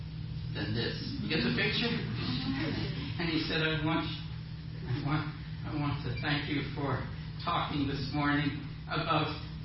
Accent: Canada; Excuse this as a Canadian

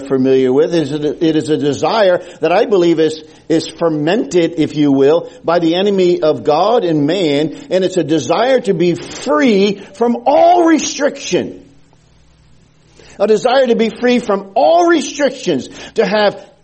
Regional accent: New Haven, Connecticut, United States; when I was a young boy growing up in the Gospel Hall in New Haven, Connecticut

